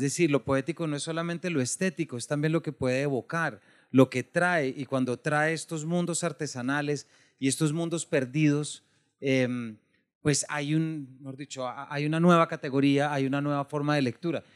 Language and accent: Spanish; Bogotá, Colombia; yo soy de Bogotá, mi familia es de Manizales, del eje cafetero